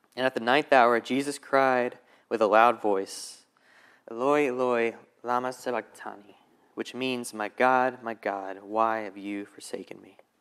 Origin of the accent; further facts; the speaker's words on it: Alabama, United States; now in Charlotte, United States; I'm originally from Alabama